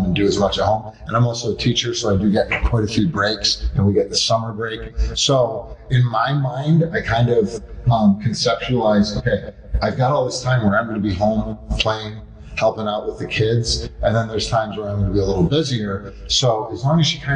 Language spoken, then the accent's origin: English; Fairport, New York, United States; our, you know, original hometown here